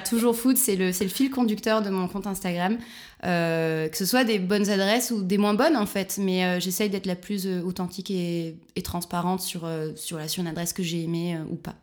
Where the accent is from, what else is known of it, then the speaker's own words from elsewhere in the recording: near Marseille, Provence-Alpes-Côte d'Azur, France; moved away as an adult; also born or lived in Barcelona, Spain; now in Berlin, Germany; Je viens du sud de la France, près de Marseille.